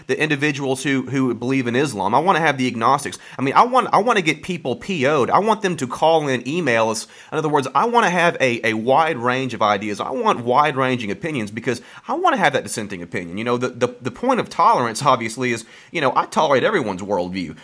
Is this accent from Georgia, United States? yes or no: no; Birmingham, Alabama, United States; moved away as an adult; now in Starkville, United States; I'm, I'm from Birmingham.